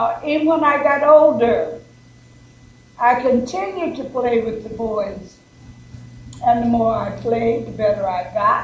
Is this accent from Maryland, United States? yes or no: no; South Carolina, United States; moved away; also born or lived in Washington, D.C.; I was born in South Carolina